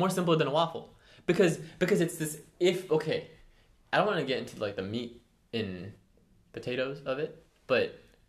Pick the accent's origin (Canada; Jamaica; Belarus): Canada; moved away; I'm Canadian, so we only have maple syrup from Canada.